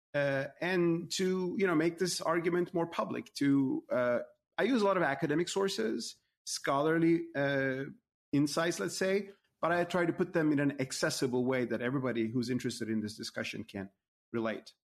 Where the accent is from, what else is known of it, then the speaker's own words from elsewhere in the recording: Turkey; moved away; as a Muslim myself, in my home country, Turkey